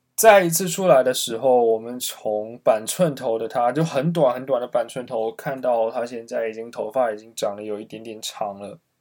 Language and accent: Chinese; Dongguan, Guangdong, China; 首先我个人来自一个小城市，我，东莞确实是一个非常，非常小的地方